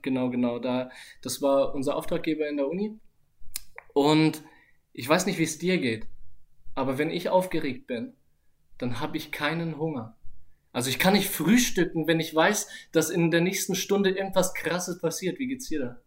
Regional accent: Nuremberg, Bavaria, Germany; habe ich natürlich früher mit meiner Mutter gelebt mhm. und äh, meinem Stiefvater und meinem Bruder. Genau in der Hut bei LW471 in Langwasser.

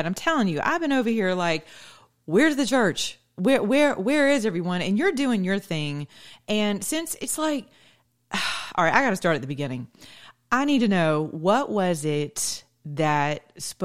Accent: the South, United States; I'm from the South

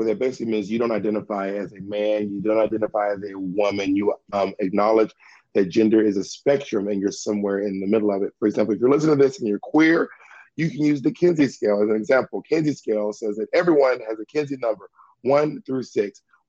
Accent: Mississippi, United States; I'm also from Mississippi.

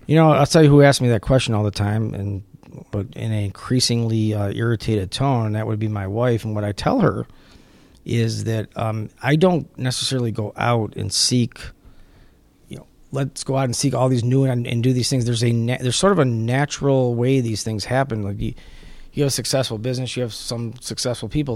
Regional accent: Detroit, Michigan, United States; Detroit is, I mean, it's my hometown, fourth generation

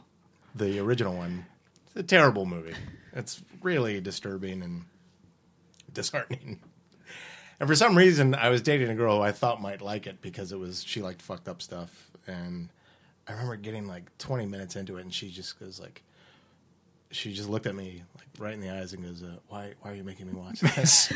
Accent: Winchester, Virginia, United States; moved away; also born or lived in Richmond, Virginia; I grew up in Winchester

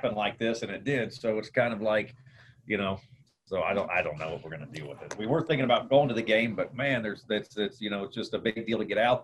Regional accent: Kansas City, Missouri, United States; also born or lived in Miami; I grew up in Kansas City

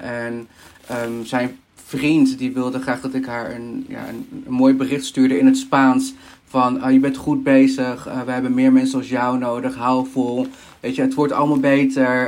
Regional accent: Peru; now in Netherlands; ik kom zelf uit Peru. Mijn, ehm, ja, ik ben Peruaans

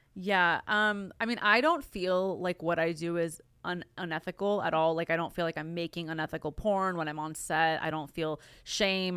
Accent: Glendale, California, United States; I'm from Glendale, California, which is, like, it's, it's L

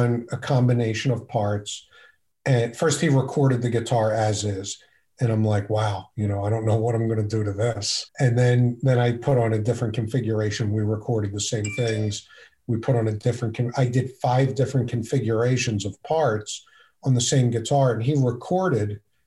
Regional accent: Philadelphia, Pennsylvania, United States; also born or lived in Abington, Pennsylvania; I grew up in Northeast Philadelphia

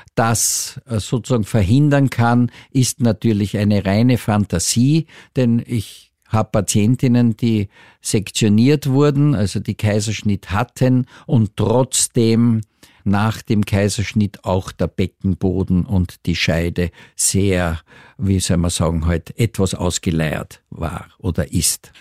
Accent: Austria; hier bei uns in Österreich

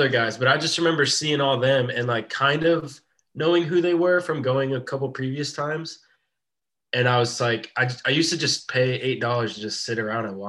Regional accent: Tampa, Florida, United States; born and raised in Tampa.

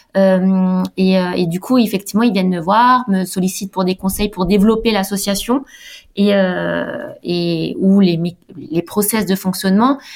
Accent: Alsace, Grand Est, France; moved away as an adult; now in Nice, France; je suis d'Alsace

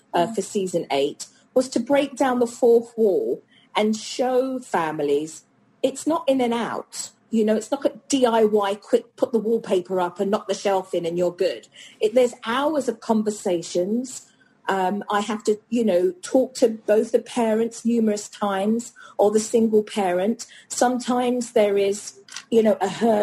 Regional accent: United Kingdom; now in United States; as a Brit

